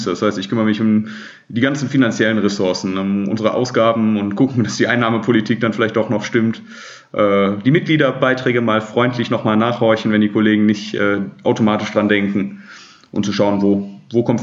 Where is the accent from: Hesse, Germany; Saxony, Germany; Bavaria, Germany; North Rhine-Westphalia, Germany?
North Rhine-Westphalia, Germany; Remscheid; 33 Jahre alt aus Remscheid.